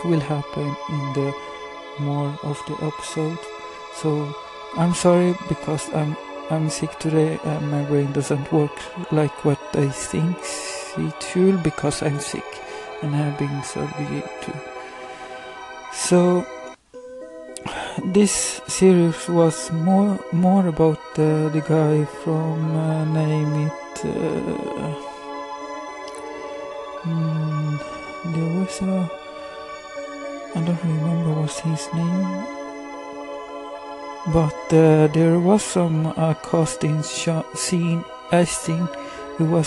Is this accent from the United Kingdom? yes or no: no; Sweden; I'm from Sweden.